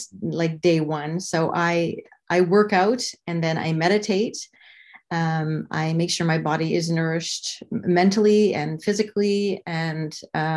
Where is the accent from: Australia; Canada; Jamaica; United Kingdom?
Canada; moved away as an adult; now in Arizona, United States; I'm originally from Canada.